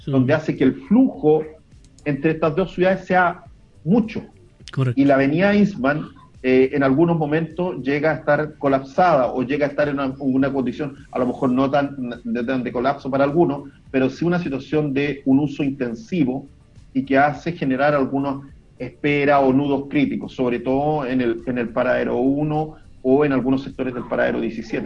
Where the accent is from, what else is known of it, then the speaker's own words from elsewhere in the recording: Olmué, Valparaíso, Chile; los que somos de acá de Olmué